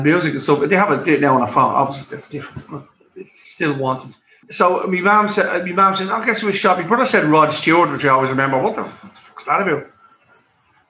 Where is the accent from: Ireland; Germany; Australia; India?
Ireland; Dublin, Leinster; I lived in Drimnagh all my life